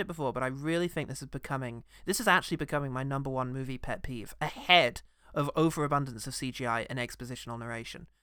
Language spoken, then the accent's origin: English; United Kingdom; as a British man